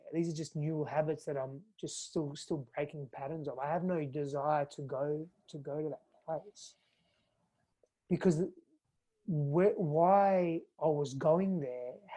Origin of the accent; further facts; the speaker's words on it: Fremantle, Western Australia, Australia; moved away as an adult; also born or lived in California; now in Austin, United States; I was born in East Fremantle. Woodside Hospital, and I was I grew up in Fremantle and Spearwood